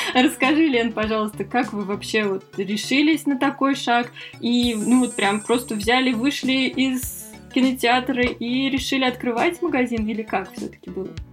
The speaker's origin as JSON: {"language": "Russian", "region": "Moscow", "country": "Russia", "said": "мы из Москвы"}